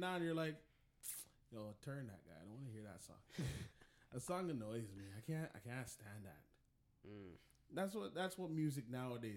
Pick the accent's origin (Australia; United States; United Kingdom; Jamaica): Jamaica; I'm a Jamaican, so, you know, I have to represent my people, them.